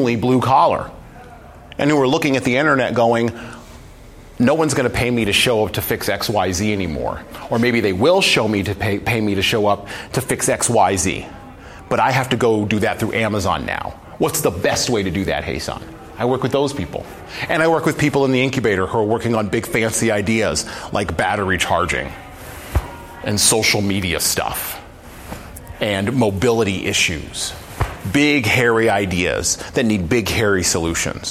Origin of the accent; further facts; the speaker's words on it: United States; I was born in America